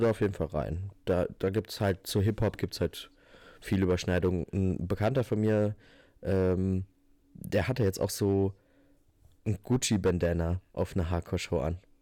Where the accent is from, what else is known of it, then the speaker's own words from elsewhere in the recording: Northern Hesse, Germany; moved away; bei uns in der Region ist, wo ich herkomme